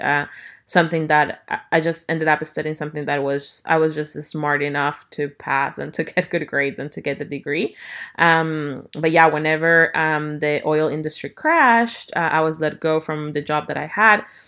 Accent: Ecuador; now in Houston, United States; I'm originally from Ecuador, and I currently live in Houston, Texas.

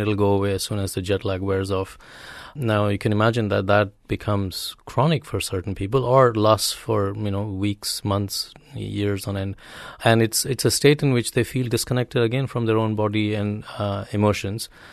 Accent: India; moved away; having grown up in India

